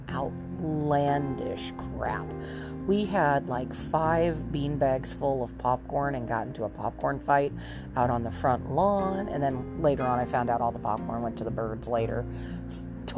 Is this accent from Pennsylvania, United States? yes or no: no; Southern California, United States; I grew up in Southern California in the 70s and 80s.